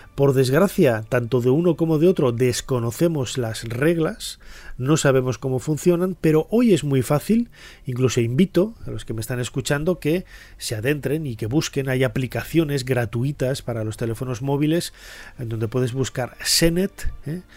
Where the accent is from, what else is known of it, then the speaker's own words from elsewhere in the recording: León, Castile and León, Spain; en Castilla y León, que yo soy de allí, yo nací en León